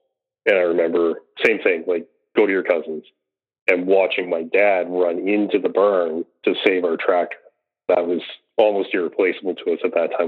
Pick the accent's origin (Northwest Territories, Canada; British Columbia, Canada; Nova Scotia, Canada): Nova Scotia, Canada; I grew up in Nova Scotia